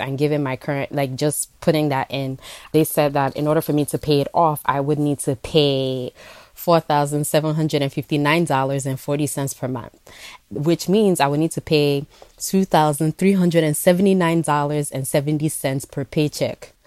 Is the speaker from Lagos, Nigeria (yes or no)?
no; Enugu, Enugu State, Nigeria; also born or lived in New York; now in New York City, United States; I was born in New York, but I grew up in Enugu, Nigeria.